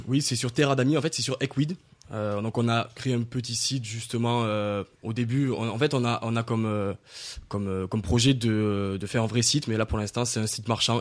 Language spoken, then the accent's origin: French; Nîmes, Occitania, France; je viens de Nîmes